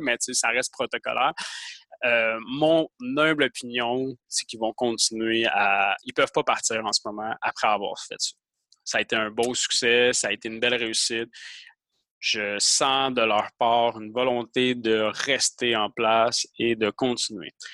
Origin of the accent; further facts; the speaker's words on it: Quebec, Canada; moi je suis québécois